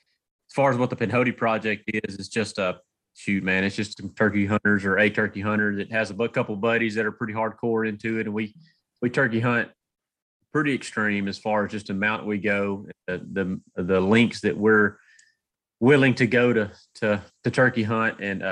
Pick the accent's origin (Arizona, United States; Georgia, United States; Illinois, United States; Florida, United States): Georgia, United States; I'm from North Georgia. Kind of cut my teeth in North Georgia mountains, getting whipped by the turkeys up there